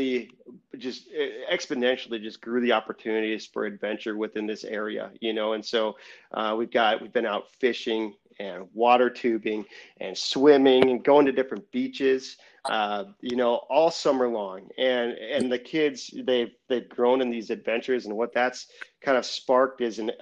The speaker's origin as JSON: {"language": "English", "town": "Rochester", "region": "Minnesota", "country": "United States", "tie": "born or raised there", "also_born_or_lived": "Guam", "moved": "as an adult", "lives_now": "South Dakota, United States", "said": "growing up in Minnesota, that's a pretty outdoorsy place, but I grew up in Rochester"}